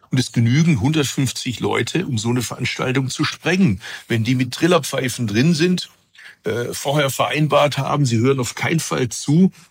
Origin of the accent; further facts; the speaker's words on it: Bad Urach, Baden-Württemberg, Germany; Also ich bin ja nicht aus Biberach, ich komme ursprünglich aus Urach, das ist nicht äh, Oberschwaben.